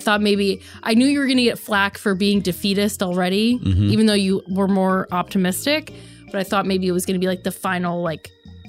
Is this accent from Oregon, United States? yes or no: no; New York, United States; I'm from New York. I talk with my hands.